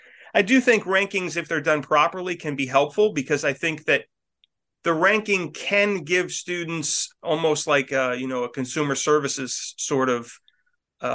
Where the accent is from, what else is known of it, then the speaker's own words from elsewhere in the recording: Northeast, United States; You know, I'm from the Northeast and I want to go where it's sunny.